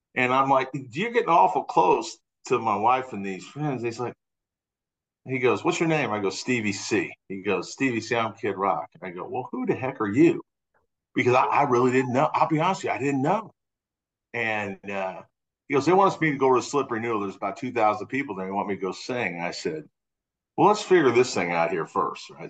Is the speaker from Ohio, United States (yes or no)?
no; Urbana, Illinois, United States; moved away; I grew up in Champaign Urbana